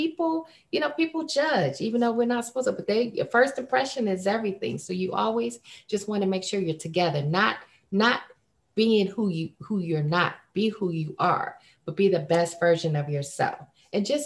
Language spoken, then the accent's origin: English; Fresno, California, United States; from Fresno